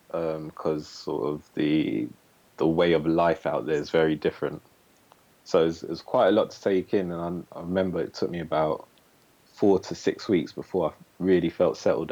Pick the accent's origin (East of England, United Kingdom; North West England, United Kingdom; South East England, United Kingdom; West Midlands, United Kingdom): East of England, United Kingdom; St Albans; also born or lived in St. Vincent / Bedford; live in Bedford in the UK, which is about an hour north of London. Mm-hmm. Originally grew up in sort of St. Albans, which is about half an hour outside London. Moved to the Caribbean for 4 years.